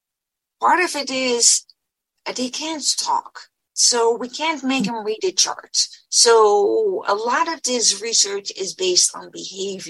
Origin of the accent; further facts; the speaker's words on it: Netherlands; moved away as an adult; now in United States; I was born and raised in the Netherlands, and I did part of my training in the Netherlands